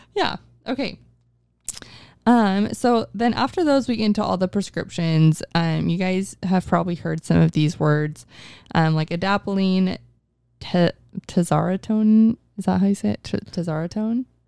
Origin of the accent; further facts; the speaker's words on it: Mesa, Arizona, United States; we're both from North Mesa